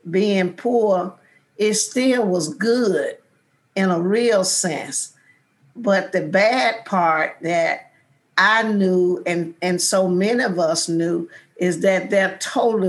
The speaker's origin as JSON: {"language": "English", "town": "Selma", "region": "Alabama", "country": "United States", "tie": "born or raised there", "said": "I grew up in George Washington Carver Projects"}